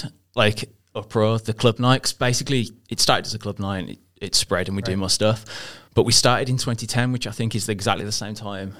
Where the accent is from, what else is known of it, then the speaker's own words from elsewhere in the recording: England, United Kingdom; people in England pronounce it exactly as we do, obviously, because we're English.